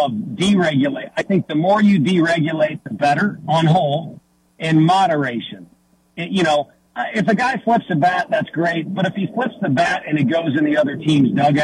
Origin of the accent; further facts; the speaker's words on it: St. Louis, Missouri, United States; From St. Louis, my hometown